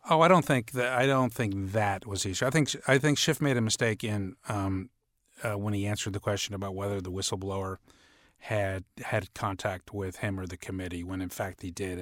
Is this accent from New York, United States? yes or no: yes; New York, United States; I'm from New York. I grew up a Knicks fan.